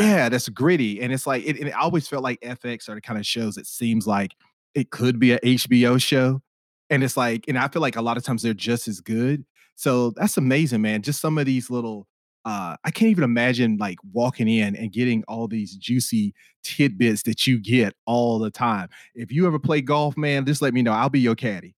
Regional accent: Spartanburg, South Carolina, United States; moved away as an adult; now in Los Angeles, United States; I'm from the Spartanburg area of South Carolina

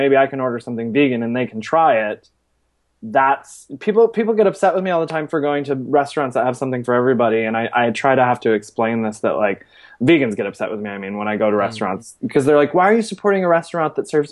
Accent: Michigan, United States; also born or lived in Seattle / Chicago / Atlanta; now in New York, United States; I'm from Michigan originally. I've been in New York probably now for about 10 years.

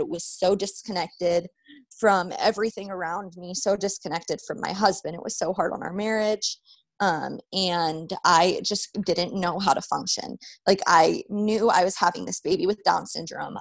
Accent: Las Vegas, Nevada, United States; moved away as an adult; also born or lived in New Mexico; I was born and raised in Vegas

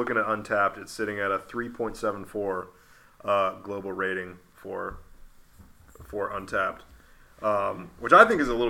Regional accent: Cincinnati, Ohio, United States; We're all from Cincinnati originally

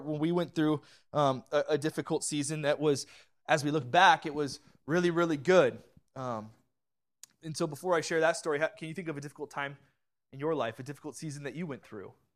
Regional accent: Orange County, California, United States; moved away as an adult; also born or lived in central Pennsylvania; We, we grew up in Orange County

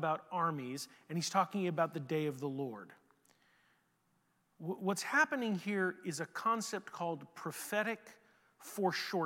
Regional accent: Houston, Texas, United States; now in San Antonio, United States; I grew up in Houston, where we know what cockroaches look like.

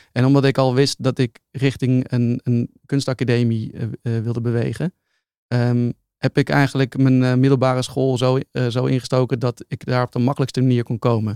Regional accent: Utrecht, Netherlands; ik ben opgegroeid in Utrecht

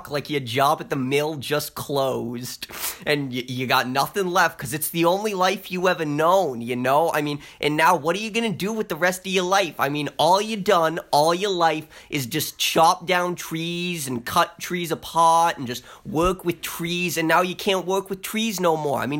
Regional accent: Maine, United States; accent: Maine; I don't mean to insult anyone with my Maine accent.

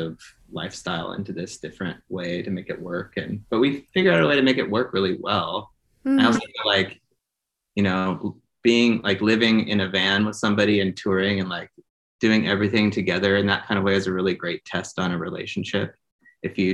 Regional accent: Portland, Oregon, United States; also born or lived in Chiloquin, Oregon; I was born in Portland, Oregon, originally, and I'm from the Klamath, Modoc, and Yahootskin tribes of Southern Oregon

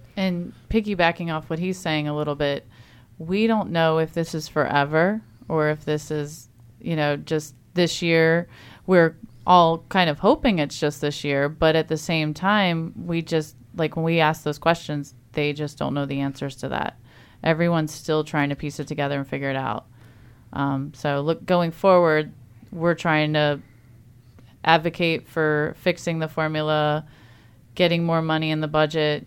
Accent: Eastern Shore of Maryland, United States; now in Frederick County, Maryland, United States; I grew up on the Eastern Shore

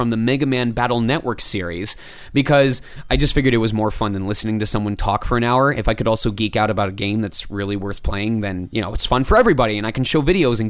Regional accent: Michigan, United States; I came from Michigan where the industry doesn't really exist

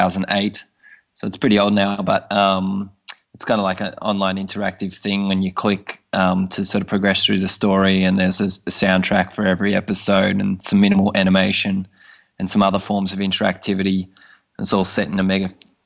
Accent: Tasmania, Australia; now in Tokyo, Japan; I'm from Tasmania originally

